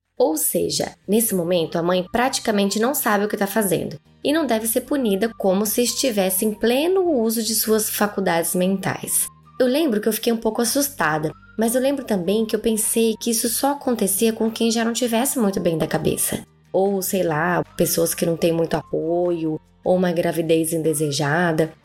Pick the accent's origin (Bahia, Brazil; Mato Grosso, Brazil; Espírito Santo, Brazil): Mato Grosso, Brazil; Cuiabá; accent: cuiabana; o meu sotaque de cuiabana